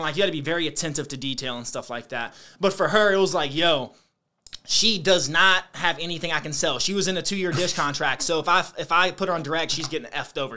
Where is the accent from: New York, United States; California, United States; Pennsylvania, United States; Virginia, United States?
Virginia, United States; Lawrenceville; also born or lived in Roanoke, Virginia; I grew up in Brunswick County, Virginia